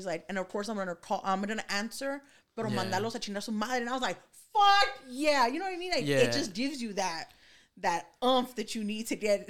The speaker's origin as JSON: {"language": "English", "town": "Los Angeles", "region": "California", "country": "United States", "said": "I come from East LA. I come from being around cholos."}